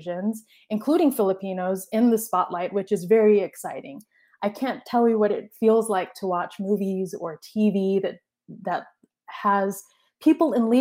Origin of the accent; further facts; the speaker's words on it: Texas, United States; I was born in Texas to immigrant parents. And both my parents came to the States from the Philippines back in the 80s